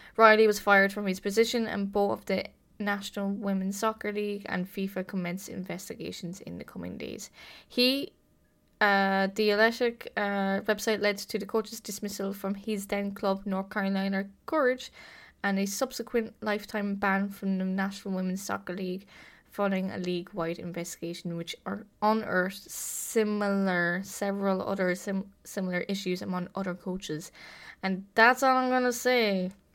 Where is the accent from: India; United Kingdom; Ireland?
Ireland; my home country, the Republic of Ireland